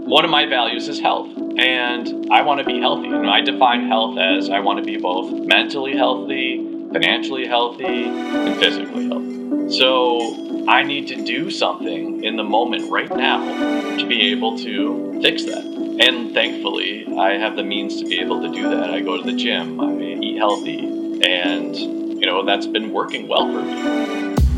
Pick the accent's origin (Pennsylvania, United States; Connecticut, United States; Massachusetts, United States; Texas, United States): Connecticut, United States; now in Minnesota, United States; I'm originally from Connecticut